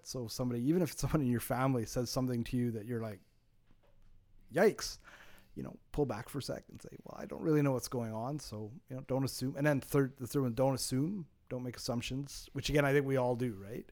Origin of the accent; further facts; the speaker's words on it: Montreal, Quebec, Canada; growing up in Montreal